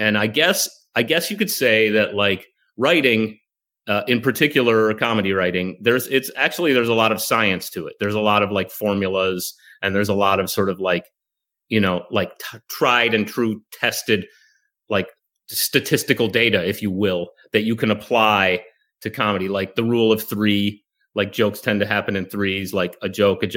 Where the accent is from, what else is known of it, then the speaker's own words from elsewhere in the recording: Chicago, Illinois, United States; moved away; I'm from Chicago originally